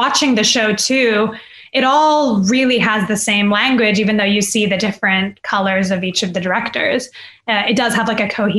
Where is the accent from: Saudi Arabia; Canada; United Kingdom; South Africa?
Saudi Arabia; I'm from Saudi Arabia